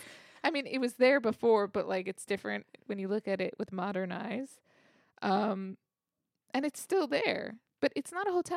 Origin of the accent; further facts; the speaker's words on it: United States; We're so American.